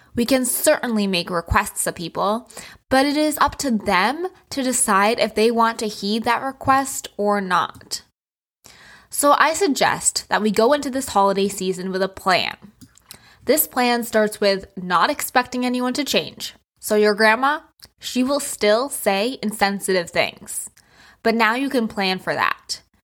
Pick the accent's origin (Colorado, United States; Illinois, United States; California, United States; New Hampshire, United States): New Hampshire, United States; also born or lived in New York City; now in Florida, United States; I used to live in New York City, and I grew up in New Hampshire